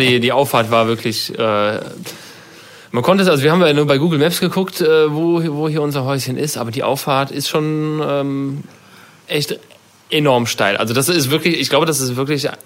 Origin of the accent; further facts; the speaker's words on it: Germany; da sind wir als Deutsche schon echt äh, ganz, ganz weit oben